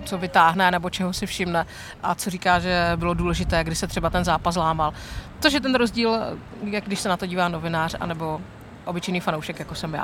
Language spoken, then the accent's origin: Czech; Ostrava, Moravian-Silesian Region, Czechia; jak jsme z Ostravy